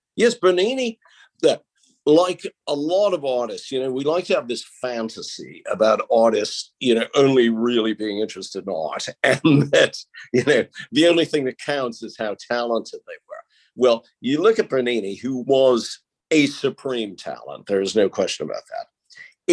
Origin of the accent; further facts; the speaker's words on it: United States; where I grew up in America